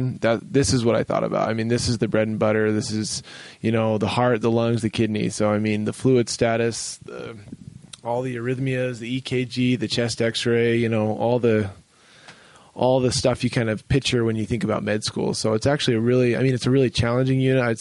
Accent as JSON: {"language": "English", "region": "Utah", "country": "United States", "said": "I'm from Utah and we have some family here"}